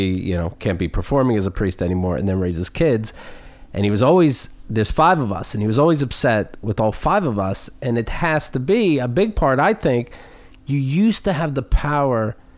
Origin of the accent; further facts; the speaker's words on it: Somerset, Pennsylvania, United States; My town doesn't even necessarily have a name. I'm from Somerset, Pennsylvania, which is, again, close to Pittsburgh, but the country. And then there's Bakersville, but I'm actually between the two spots.